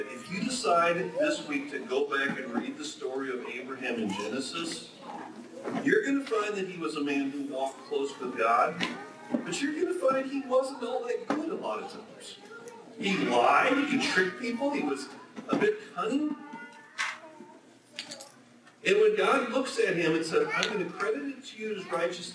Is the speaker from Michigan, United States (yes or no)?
no; Minnesota, United States; moved away as an adult; also born or lived in Africa; I grew up in Minnesota